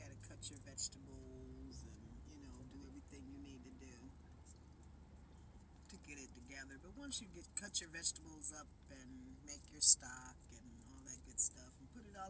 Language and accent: English; Cleveland, Ohio, United States; I've been here all my life. Okay. What part? Right here in Cleveland.